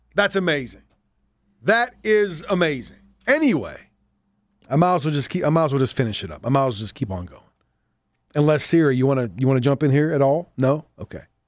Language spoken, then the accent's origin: English; Southwest Pennsylvania, United States; accent: Johnstown; I have that accent. That's how I guess where I grew up. I grew up in Southwest Pennsylvania